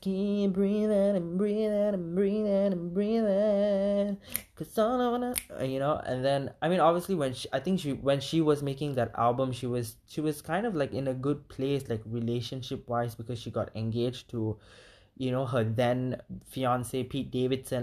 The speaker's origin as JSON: {"language": "English", "country": "Malaysia", "said": "as a minority and as an Indian in Malaysia"}